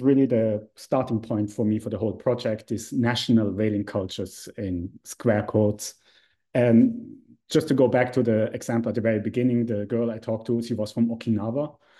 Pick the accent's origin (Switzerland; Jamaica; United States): Switzerland; I'm from Switzerland